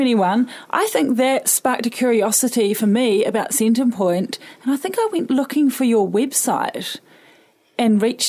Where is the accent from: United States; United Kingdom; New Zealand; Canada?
New Zealand; Auckland; moved away as an adult; now in Wellington, New Zealand; And I was born and raised in Auckland, but have been enjoying living in Wellington for the last 8 or so years.